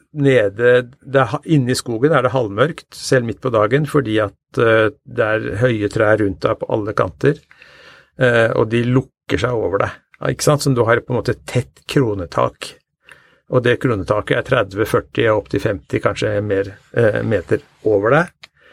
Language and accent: Norwegian; Norway; vi lever jo eh, som nordmenn eh, ganske tett på naturen